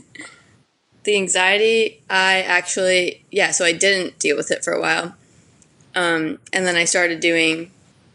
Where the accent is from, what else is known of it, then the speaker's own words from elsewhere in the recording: Madison, Connecticut, United States; I grew up in Madison, Connecticut.